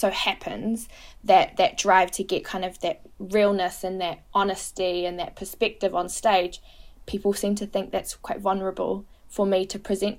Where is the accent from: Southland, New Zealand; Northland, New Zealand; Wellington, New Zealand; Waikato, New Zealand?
Waikato, New Zealand; Hamilton; I was raised in the Waikato, so for me the Waikato region is home.